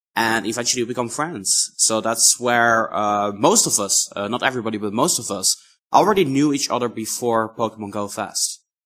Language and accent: English; Netherlands; I'm from the Netherlands